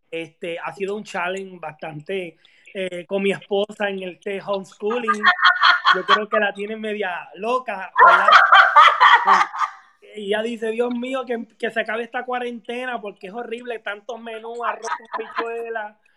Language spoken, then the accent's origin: Spanish; Río Grande, Puerto Rico; now in Orlando, United States; somos puertorriqueños